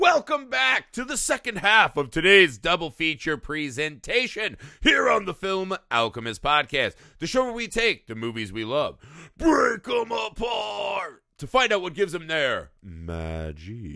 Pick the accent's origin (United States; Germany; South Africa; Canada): United States; as an American